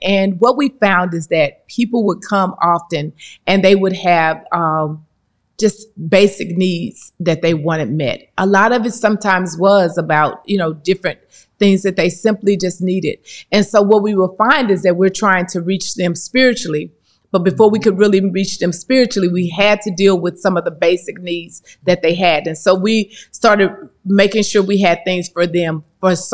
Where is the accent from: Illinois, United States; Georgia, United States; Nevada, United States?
Illinois, United States; East St. Louis; grew up in East St. Louis. Love my city.